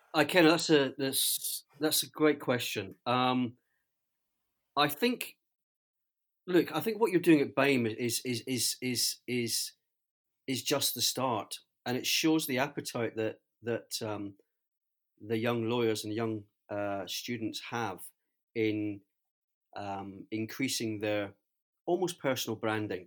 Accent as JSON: {"language": "English", "region": "Scotland", "country": "United Kingdom", "said": "as a Scotsman"}